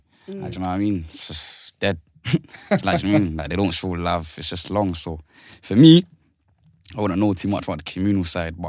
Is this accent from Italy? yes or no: no; London, United Kingdom; Shepherd's Bush, East Acton.